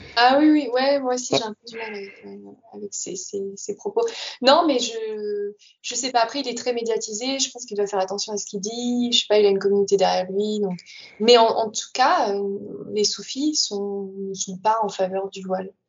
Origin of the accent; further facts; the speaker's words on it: France; moved away as an adult; also born or lived in Netherlands; quand j'ai quitté la France, j'avais 22 ans, je suis arrivée aux Pays-Bas